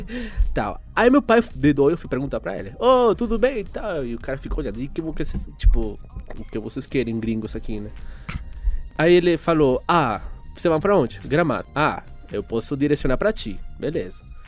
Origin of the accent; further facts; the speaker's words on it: Venezuela; first language Spanish; Portuguese is a second language; now in Brazil; Eu sou venezuelano, certo? Ou seja, eu falo espanhol